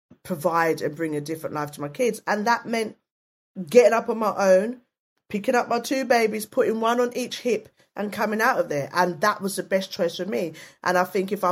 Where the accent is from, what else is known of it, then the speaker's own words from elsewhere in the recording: London, United Kingdom; also born or lived in Hackney / Waltham Forest; now in South London, United Kingdom; I was brought up in East London, lived in East London